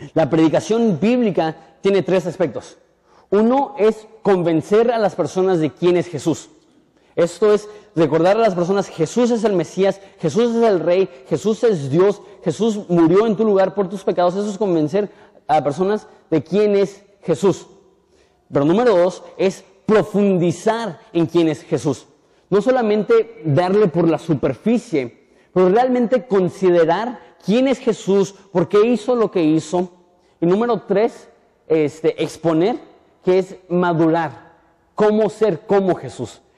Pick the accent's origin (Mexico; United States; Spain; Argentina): Mexico; Punta Banda, Baja California; yo soy de Punta banda